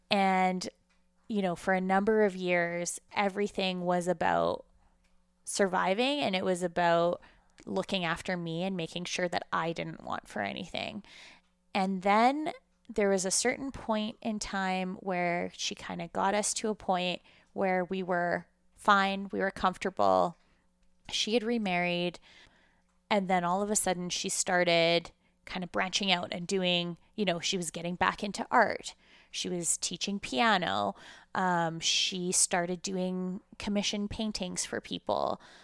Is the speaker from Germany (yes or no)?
no; Russia; now in Canada; coming from Russia at the time that I did, and not having that same, I guess, childhood or background as the Canadian Jews that were in the school at the time was really challenging.